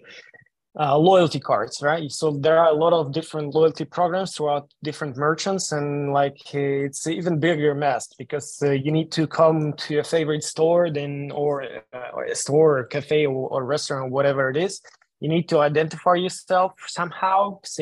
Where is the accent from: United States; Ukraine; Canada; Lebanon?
Ukraine; moved away; I'm originally from Ukraine